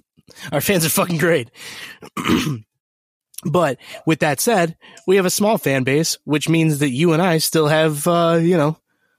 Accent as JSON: {"language": "English", "town": "Chicago", "region": "Illinois", "country": "United States", "said": "as a Chicagoan"}